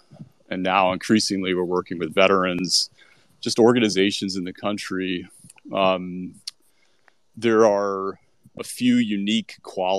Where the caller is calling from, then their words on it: New Orleans, Louisiana, United States; I'm coming from New Orleans, where Jazz Fest is all around, including all around me yesterday.